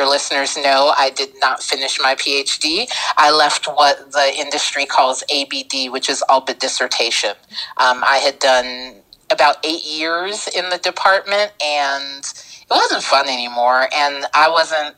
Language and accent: English; Cincinnati, Ohio, United States; I'm originally from Cincinnati, Ohio. And so for me, a kid who was raised in the projects